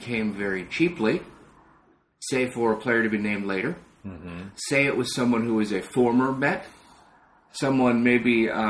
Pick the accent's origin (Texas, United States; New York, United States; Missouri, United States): New York, United States; Long Island; I'm from Long Island.